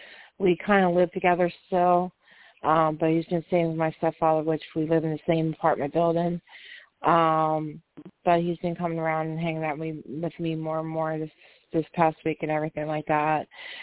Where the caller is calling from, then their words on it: West Virginia, United States; West Virginia.